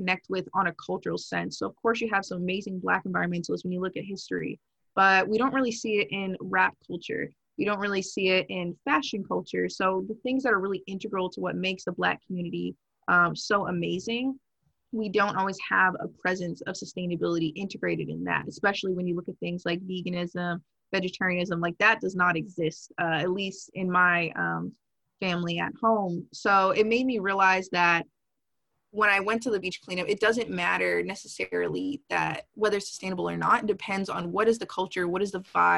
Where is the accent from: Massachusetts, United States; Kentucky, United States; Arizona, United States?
Massachusetts, United States; South Shore of; moved away as an adult; now in Washington, D.C., United States; I grew up on the South Shore of Massachusetts